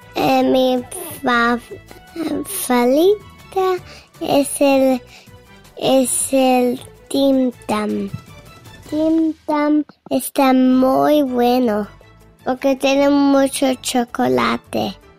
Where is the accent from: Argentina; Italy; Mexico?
Mexico; Mi pueblo se llama Sachila